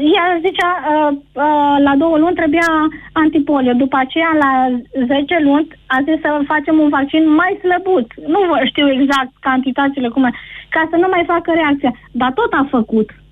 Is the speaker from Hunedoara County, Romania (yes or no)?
yes; Deva, Hunedoara County, Romania; sunt din Deva